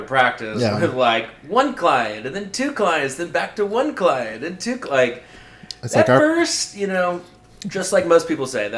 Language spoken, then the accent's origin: English; Marietta, Georgia, United States; moved away; also born or lived in Germany; I grew up in Marietta, right outside of Atlanta.